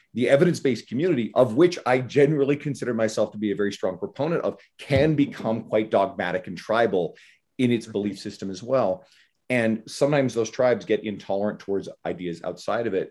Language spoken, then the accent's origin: English; Canada; I'm Canadian